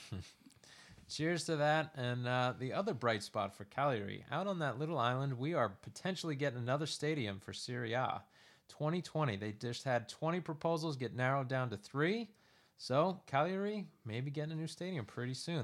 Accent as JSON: {"language": "English", "country": "United States", "said": "I'm an American."}